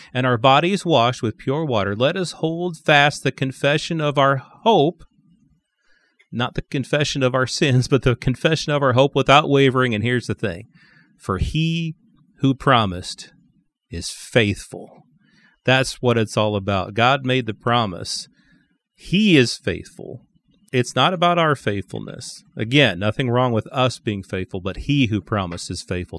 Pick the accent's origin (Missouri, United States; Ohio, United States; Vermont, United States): Missouri, United States; St. Louis; I was born in Saint Louis and have always been a Cardinals fan.